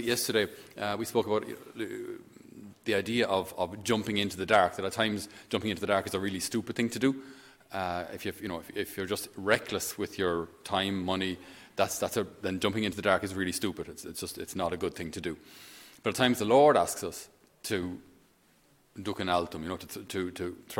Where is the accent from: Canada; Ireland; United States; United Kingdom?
Ireland; Thurles, Munster; where I grew up at home in Thurles, on our farm